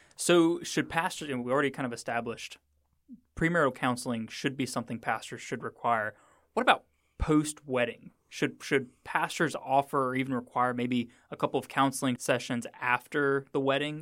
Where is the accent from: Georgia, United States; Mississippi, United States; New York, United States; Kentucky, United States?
Mississippi, United States; I'm from Mississippi